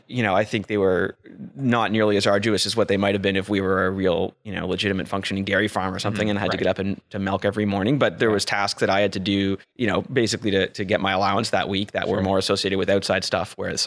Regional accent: Ottawa, Ontario, Canada; also born or lived in Oxford, England; I was raised in the Ottawa Valley, just outside of town, out near the village of Ashton, but in the country, just surrounded by farms, what are now developments, unfortunately.

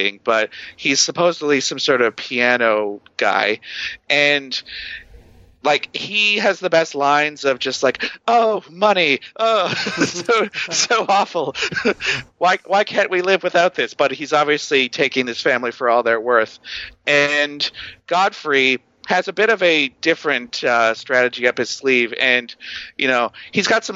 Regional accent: Canada; I'm from Canada

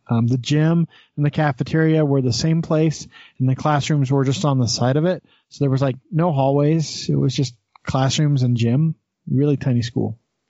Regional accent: Texas, United States; Everyone laughed at me because I had never seen a buffalo before because I was from Texas and they don't exist down there.

